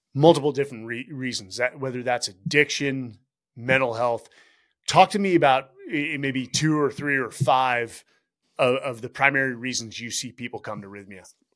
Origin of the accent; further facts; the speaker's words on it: Bay Area, California, United States; we're from the Bay Area.